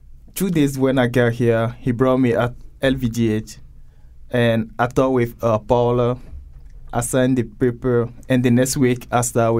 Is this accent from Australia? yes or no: no; Togo; English is a second language; moved away as an adult; now in Connecticut, United States; I came from Togo, country in West Africa. I got here almost 2 years. I won a GVS3 lottery visa.